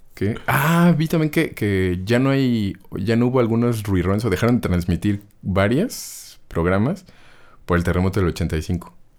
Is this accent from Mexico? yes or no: yes; Mexico; como mexicanos